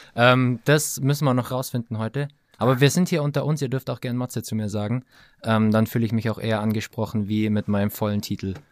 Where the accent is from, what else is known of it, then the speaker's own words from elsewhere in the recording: Allgäu, Bavaria, Germany; ich äh, gebürtiger Allgäuer bin